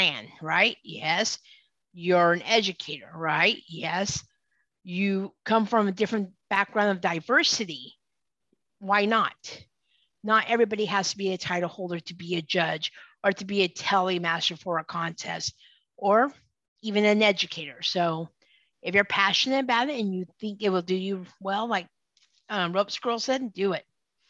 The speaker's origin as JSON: {"language": "English", "region": "Utah", "country": "United States", "tie": "born or raised there", "also_born_or_lived": "California / Seattle", "moved": "yes", "lives_now": "Florida, United States", "said": "I was born and raised out in Utah"}